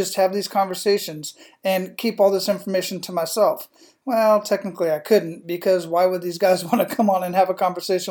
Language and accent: English; Phoenix, Arizona, United States; moved away as an adult; also born or lived in Panama / Hawaii / Big Sur; now in Tampa, United States; that's where I was born and raised